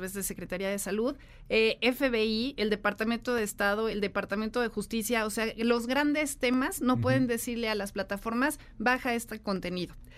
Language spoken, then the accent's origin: Spanish; Mexico; no nos podemos quedar atrás en materia tecnológica como mexicanos